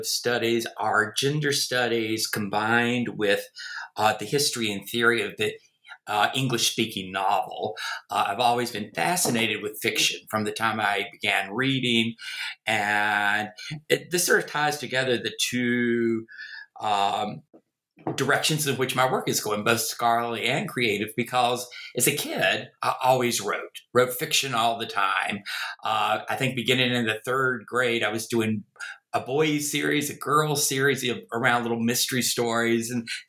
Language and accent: English; North Carolina, United States; accent: Southern; also born or lived in Virginia; Obviously, you can tell from my accent, I am a Southerner, born in the American South, in Virginia, grew up in North Carolina. Try as I may, I've never been able to get rid of the accent.